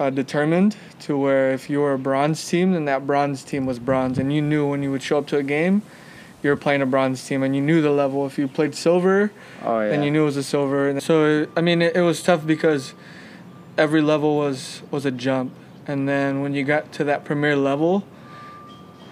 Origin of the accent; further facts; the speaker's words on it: Los Angeles, California, United States; also born or lived in Ontario, California; We moved from Los Angeles over to Ontario